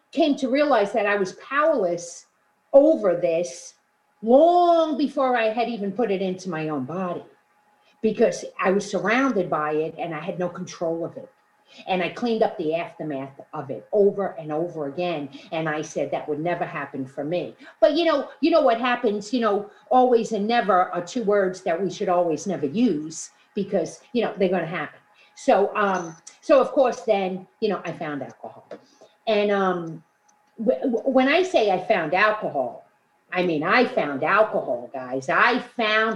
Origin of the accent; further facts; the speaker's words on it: New York City, New York, United States; also born or lived in Queens, New York; I grew up in Brooklyn, New York